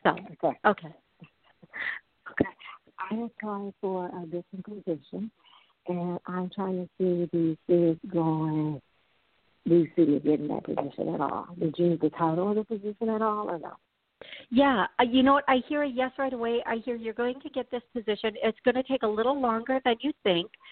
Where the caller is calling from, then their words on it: Tennessee, United States; I'm calling from Tennessee